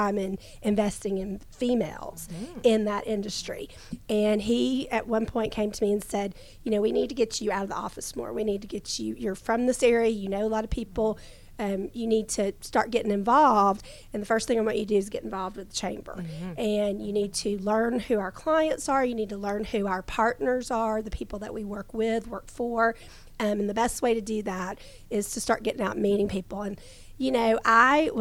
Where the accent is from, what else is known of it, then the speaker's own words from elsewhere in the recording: Gwinnett, Georgia, United States; growing up in Gwinnett